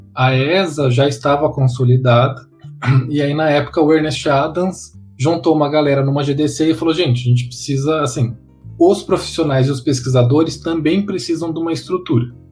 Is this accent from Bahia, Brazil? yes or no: no; Mato Grosso do Sul, Brazil; moved away; eu sou do Mato Grosso do Sul